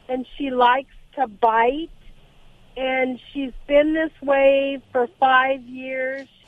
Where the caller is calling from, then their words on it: Los Alamitos, California, United States; I'm in Los Alamitos, California.